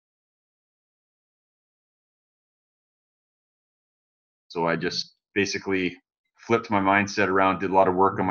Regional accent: North Vancouver, British Columbia, Canada; I'm from North Vancouver in British Columbia, Canada

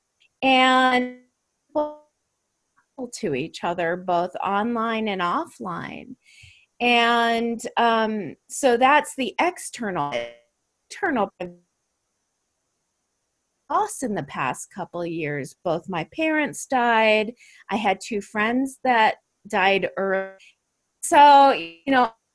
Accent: Chicago, Illinois, United States; moved away as an adult; also born or lived in Los Angeles; I originally grew up in Chicago, university there

